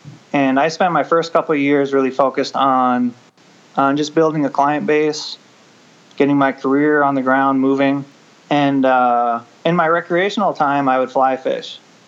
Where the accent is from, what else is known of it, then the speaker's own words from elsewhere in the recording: Midwest, United States; I grew up in the Midwest hunting whitetails.